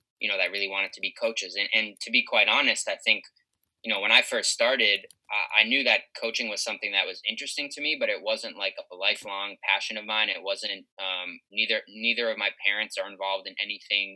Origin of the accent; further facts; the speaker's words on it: Boston, Massachusetts, United States; moved away as an adult; also born or lived in Madison, Wisconsin; I grew up in Boston, went to Madison, Midwest for college, then came back to Boston